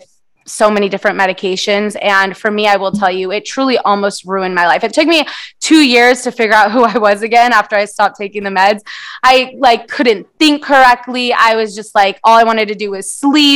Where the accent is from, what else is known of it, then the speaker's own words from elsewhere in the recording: San Diego, California, United States; first language Portuguese; English is a second language; I actually was born here in San Diego, but my first language is Portuguese.